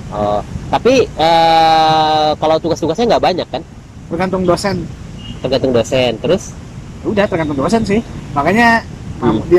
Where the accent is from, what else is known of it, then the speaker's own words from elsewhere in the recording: Medan, North Sumatra, Indonesia; moved away; perantau aku juga kan perantau juga dari Medan kan